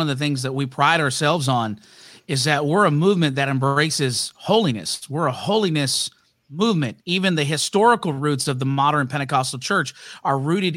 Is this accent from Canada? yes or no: yes; Hamilton, Ontario, Canada; I'm from Hamilton, Ontario, Canada